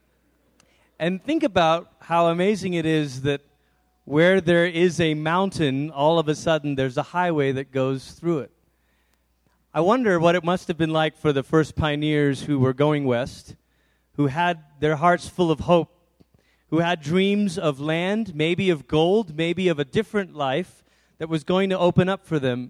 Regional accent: Malaysia; now in Colorado, United States; I grew up in Malaysia

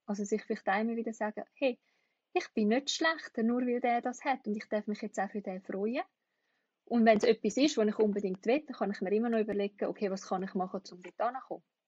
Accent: Switzerland; in der Schweiz

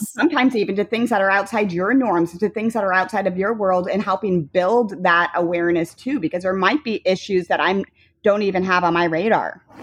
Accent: Hicksville, Ohio, United States; moved away as an adult; also born or lived in Denver / Cleveland; now in Charlotte, United States; growing up in Hicksville

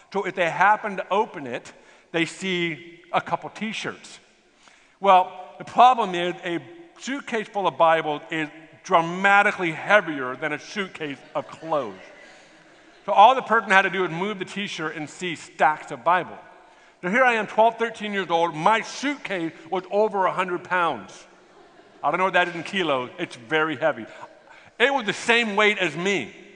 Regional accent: United States; I'm from America

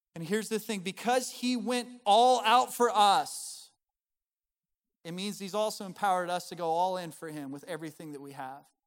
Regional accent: Colorado, United States; moved away as an adult; now in the US South; I'm from Colorado, my wife's from Montana

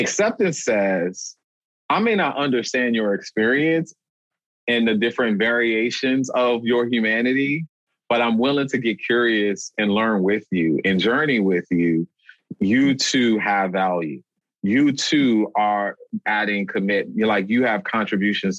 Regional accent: New Orleans, Louisiana, United States; now in Boston, United States; I'm from New Orleans, Louisiana

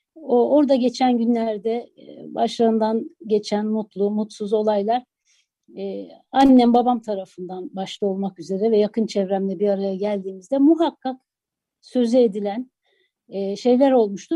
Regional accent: Istanbul, Turkey; also born or lived in Adıyaman; Adıyaman'da çok az yaşamışsam da e, neticede evimizin içinde e, akrabalarımızla, yakın çevremizle e, yaşadığımız kültür Adıyaman'dan gelen kültürdü. Ama o gelenekler İstanbul'da tabii değişikliğe uğradı.

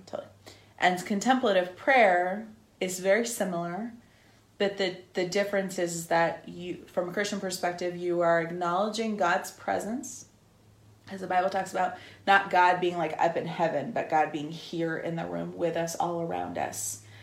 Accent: Northern California, United States; I'm from Northern California

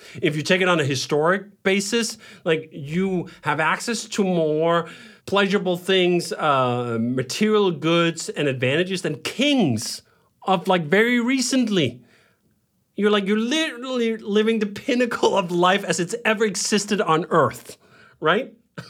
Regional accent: Denmark; And I lived that life too, growing up in Denmark.

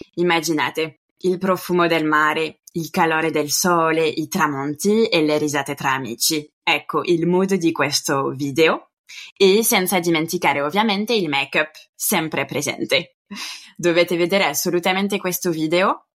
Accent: France; now in Italy; i miei nonni paterni hanno lasciato la Basilicata ormai 60 anni fa per vivere in Francia, quindi ci tenevo a salutare la mia terra di origine. E poi anch'io, come te, sono andata a casa in Francia

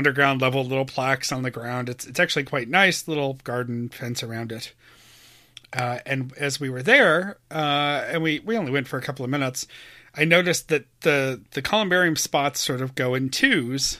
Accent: Webster, New York, United States; this is Webster, my hometown.

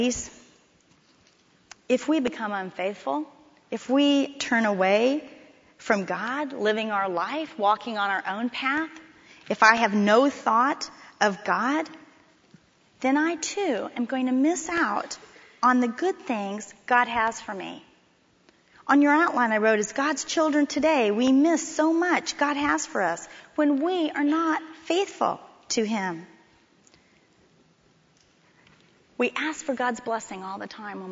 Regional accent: Miami, Florida, United States; moved away as an adult; also born or lived in Texas; When I came to TCU from Miami, Florida, I'd never been to Texas before

